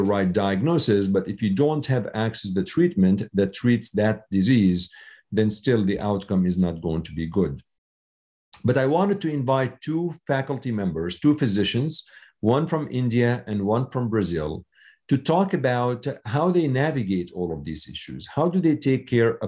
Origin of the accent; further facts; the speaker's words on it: Syria; now in United States; I was born in Syria, and I came to the U.S. 30 years ago.